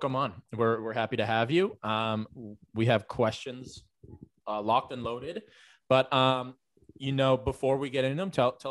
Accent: North Shore, Massachusetts, United States; I'm from the North Shore.

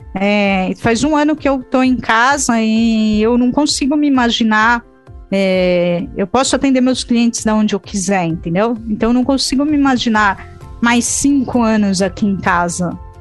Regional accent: São Paulo, Brazil; a gente, como paulista

